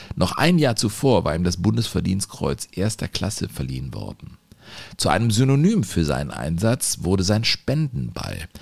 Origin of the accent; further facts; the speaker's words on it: Cologne, North Rhine-Westphalia, Germany; in meiner Geburtsstadt und Leib- und Magenstadt Köln.